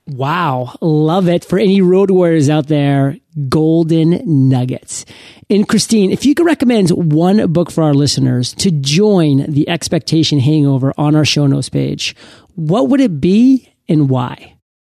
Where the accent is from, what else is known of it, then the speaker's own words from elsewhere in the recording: Maine, United States; moved away; I went back home to my home state in Maine